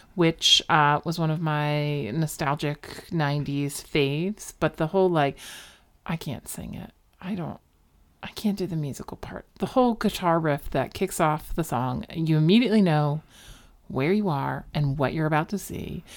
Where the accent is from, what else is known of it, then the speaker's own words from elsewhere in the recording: Philadelphia suburbs, Pennsylvania, United States; I grew up in Philly. I grew up in the Philly suburbs. Delco, represent.